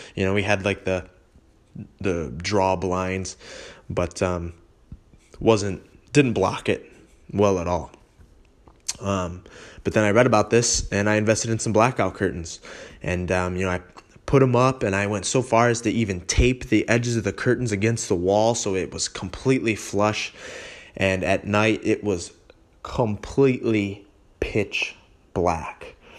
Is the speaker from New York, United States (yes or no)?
no; Holly, Michigan, United States; moved away as an adult; also born or lived in Rochester area; now in Rochester, United States; I'm from Holly. Uh, it's about forty-five minutes north, uh, of, of Ro-, the Rochester area where I am now.